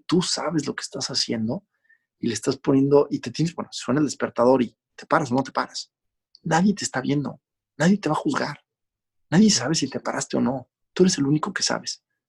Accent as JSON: {"language": "Spanish", "country": "Mexico", "tie": "born or raised there", "said": "yo no crecí en otro país que no fuera México. Este, mi infancia entera fue ahí"}